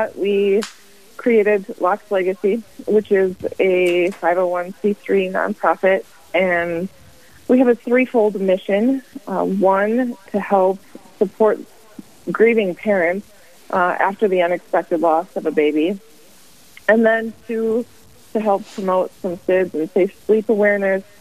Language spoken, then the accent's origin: English; Spearfish, South Dakota, United States; also born or lived in Rapid City, South Dakota; I am a South Dakota native. My husband and I grew up in Spearfish.